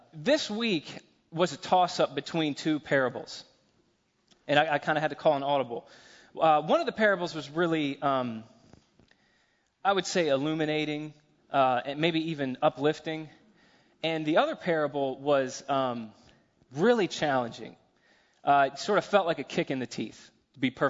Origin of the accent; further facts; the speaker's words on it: United States; as Americans, as an American